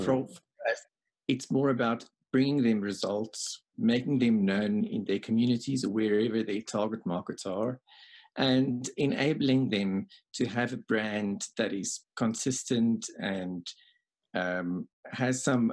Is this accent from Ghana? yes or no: no; South Africa; Yes, I was born here. I worked for a year in New Zealand. I worked for a while in the UK, but I'm back in South Africa at the moment.